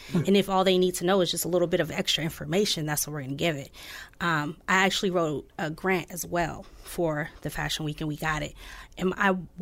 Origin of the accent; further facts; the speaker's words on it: Oceanside, California, United States; now in Peoria, United States; my hometown too, Oceanside, California